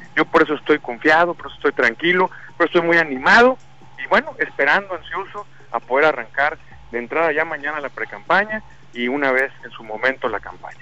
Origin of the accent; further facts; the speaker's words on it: Sinaloa, Mexico; Eso somos los sinaloenses